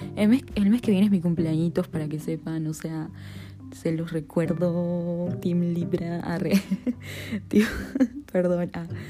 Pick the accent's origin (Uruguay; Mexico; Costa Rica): Uruguay; pero de Uruguay